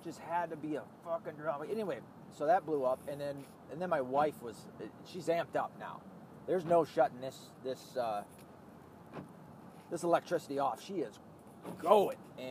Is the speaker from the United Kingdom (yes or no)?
no; the South, United States; I'm from the South